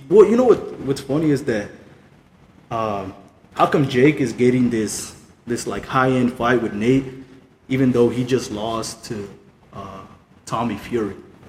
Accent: Stockton, California, United States; I'm from Stockton, man.

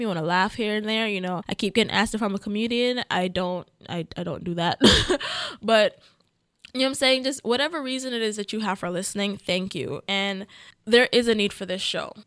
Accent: Jamaica; I'm Jamaican. Yes, I was born there

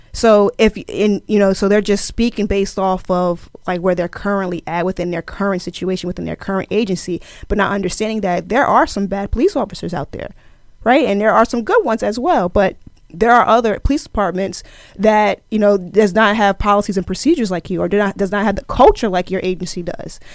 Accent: Plainfield, New Jersey, United States; also born or lived in Camden, New Jersey; I am originally from Plainfield, New Jersey

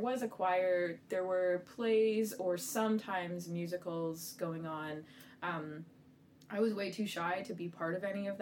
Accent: Aurora, Ontario, Canada; also born or lived in Scarborough, Ontario / Toronto; I was born in Scarborough, Ontario, though I have no memory of that, and then moved to Aurora when I was 2 years old, I believe, and grew up there

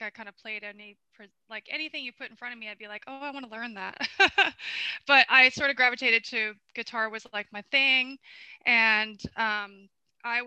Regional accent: Florida, United States; also born or lived in Bronx, New York City; I'm from Florida

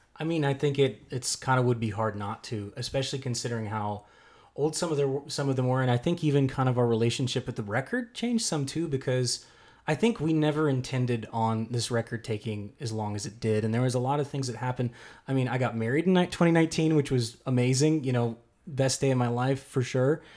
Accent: Keller, Texas, United States; David and I both grew up in the Metroplex, and I grew up in Keller

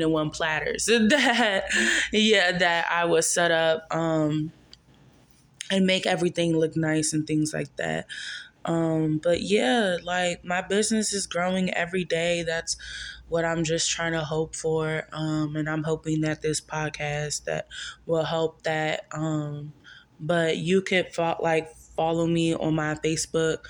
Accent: Maryland, United States; now in Charlotte, United States; I am from Maryland

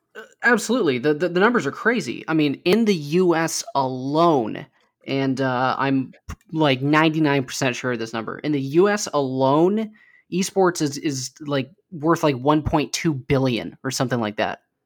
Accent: Idaho, United States; my home state of Idaho

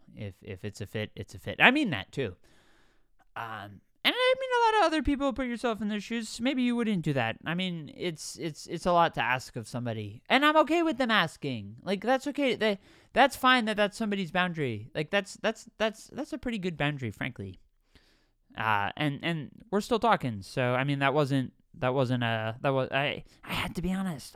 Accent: East Coast, United States; I'm from the East Coast.

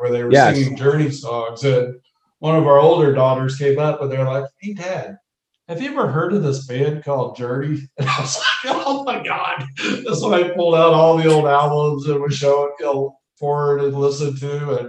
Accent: Dallas, Texas, United States; born or raised there; also born or lived in New Jersey

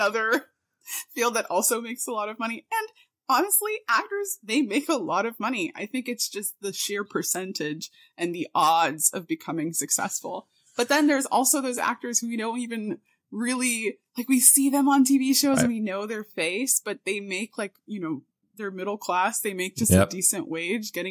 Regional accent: Miami, Florida, United States; I was born and raised in South Florida, Miami, Florida

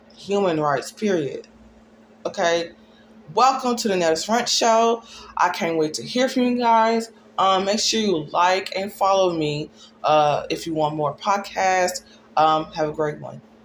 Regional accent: Dallas, Texas, United States; I'm from Dallas, Texas

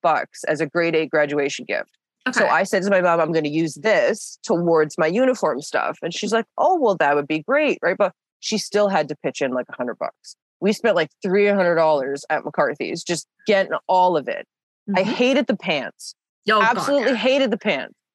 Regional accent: Canada; I'm typical Canadian

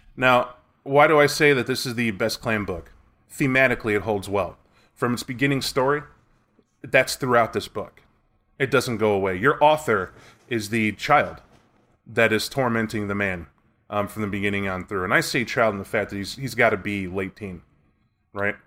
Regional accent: United States; I'm American

